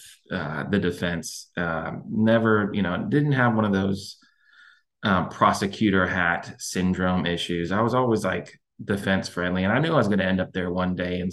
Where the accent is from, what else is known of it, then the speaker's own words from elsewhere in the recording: Houston, Texas, United States; I was born and raised in Houston. I lived in Houston my entire life